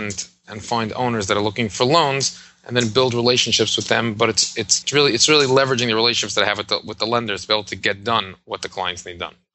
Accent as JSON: {"language": "English", "town": "New York City", "region": "New York", "country": "United States", "tie": "born or raised there", "also_born_or_lived": "Jerusalem", "said": "I was born and grew up in Brooklyn, New York."}